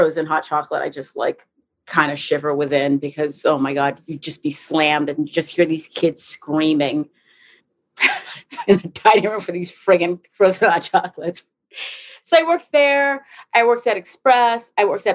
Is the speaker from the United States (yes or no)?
yes; Providence, Rhode Island, United States; moved away as an adult; now in New York, United States; I grew up in Providence, Rhode Island